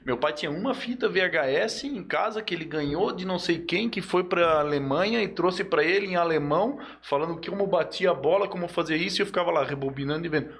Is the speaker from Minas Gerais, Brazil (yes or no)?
no; Joinville, Santa Catarina, Brazil; moved away; Lá na minha cidade, eu sou de Joinville, é né? na minha cidade natal aí, ó. Joinville